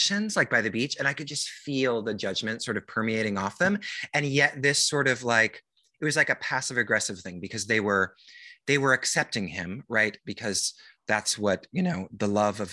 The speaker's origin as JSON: {"language": "English", "area": "near Seattle, the Northwest", "region": "Washington", "country": "United States", "tie": "born or raised there", "also_born_or_lived": "New York", "moved": "as an adult", "said": "I grew up in the Northwest and near Seattle"}